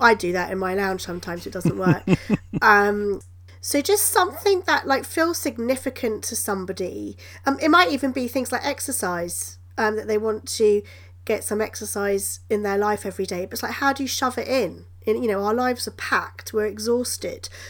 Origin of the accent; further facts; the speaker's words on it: United Kingdom; I'm British